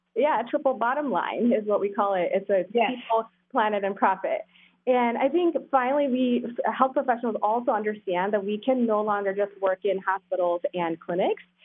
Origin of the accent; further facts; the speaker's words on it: South India, India; moved away; I grew up in India, South India